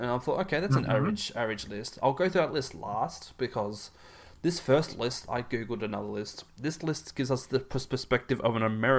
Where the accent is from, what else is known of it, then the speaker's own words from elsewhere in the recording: Australia; because you know, being Australian, this is what we say g'day mate.